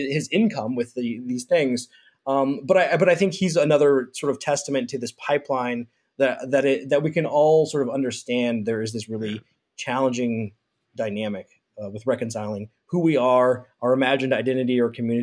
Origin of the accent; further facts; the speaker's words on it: Kansas City, United States; also born or lived in Purdue (Indiana); I'm from Kansas City